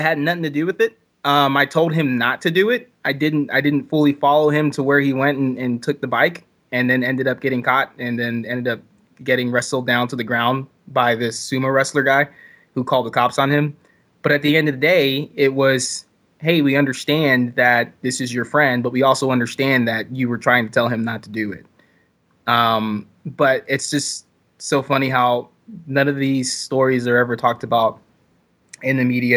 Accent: Texas, United States; moved away as an adult; now in New York, United States; I'm originally from Texas, and I moved to New York for a, a job, uh, opportunity about six months ago.

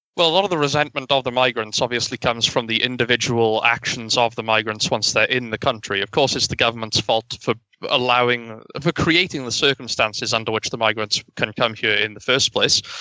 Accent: United Kingdom; being a British citizen

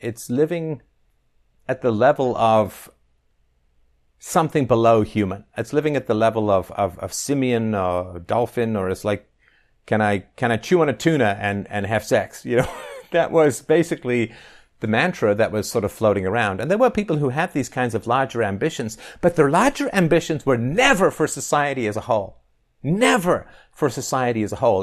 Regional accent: England, United Kingdom; growing up in England

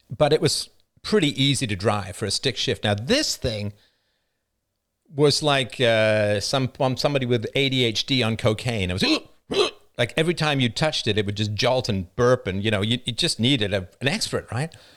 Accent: United Kingdom; as a British person

